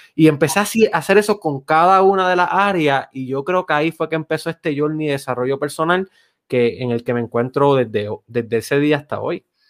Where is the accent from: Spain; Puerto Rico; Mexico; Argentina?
Puerto Rico; Lajas; Yo soy de Lajas.